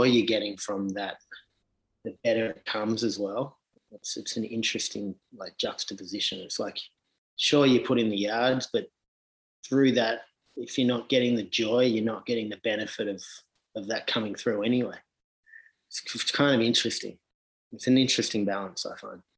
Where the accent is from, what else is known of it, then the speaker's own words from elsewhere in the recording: Sydney, New South Wales, Australia; growing up in Sydney